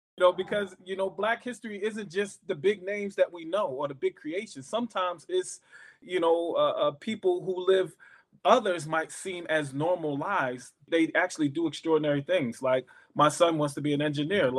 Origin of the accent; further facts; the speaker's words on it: Philadelphia, Pennsylvania, United States; also born or lived in Pittsburgh; I grew up in Philadelphia too